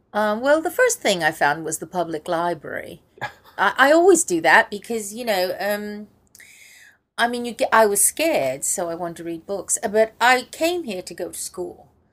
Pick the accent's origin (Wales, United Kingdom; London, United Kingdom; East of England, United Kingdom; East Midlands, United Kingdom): Wales, United Kingdom; I'm, I'm Welsh, but I, it's difficult to pronounce. all right. No, I don't speak it.